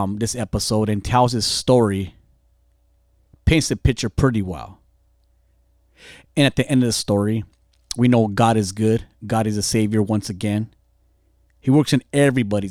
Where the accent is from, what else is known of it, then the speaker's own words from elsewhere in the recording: Fontana, California, United States; I grew up in gangs in Fontana